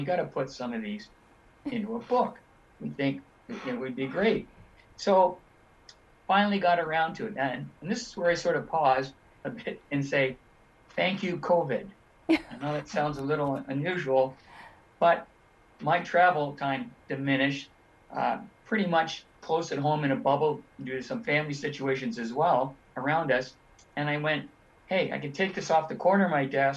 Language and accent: English; Toronto, Ontario, Canada; I grew up in Toronto